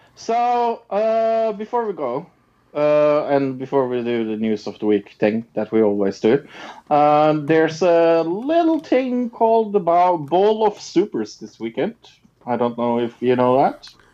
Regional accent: Norway; I'm from Norway

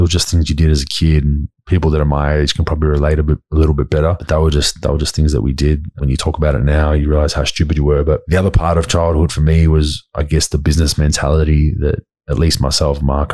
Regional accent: Dandenong, Victoria, Australia; also born or lived in Endeavour Hills / Mulgrave; growing up in Dandenong for me in that area

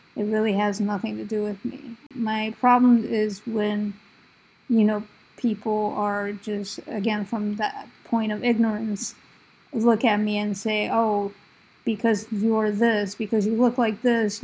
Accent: United States; I grew up in the States

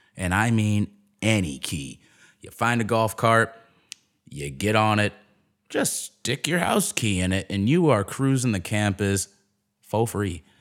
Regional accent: Chicago, Illinois, United States; growing up in Chicago

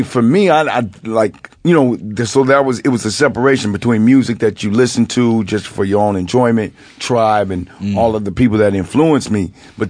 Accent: Los Angeles, California, United States; I was actually I'm from, I tell people this, you know, I was actually born in the jungles.

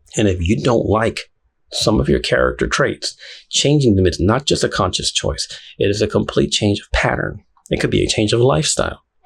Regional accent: Houston, Texas, United States; also born or lived in Puerto Rico; I'm from Houston, Texas. Not really. I was born in Puerto Rico, but I grew up here. So I'm from Houston, Texas

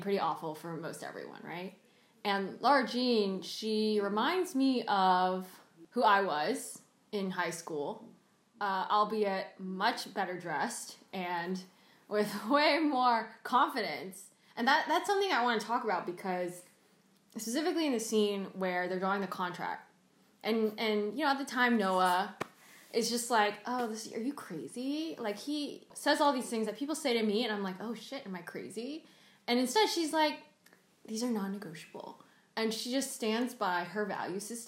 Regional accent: the South, United States; first language Cantonese; I grew up in the South.

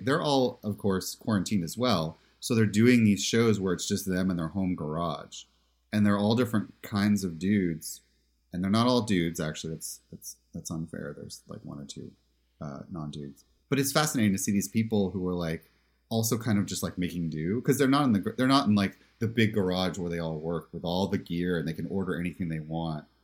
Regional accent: Pennsylvania, United States; I'm from Pennsylvania

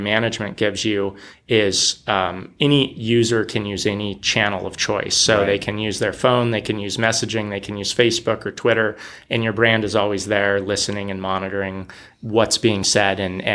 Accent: San Jose, California, United States; moved away as an adult; also born or lived in San Diego, California; now in Portland, United States; I grew up in San Jose and then I was in San Diego

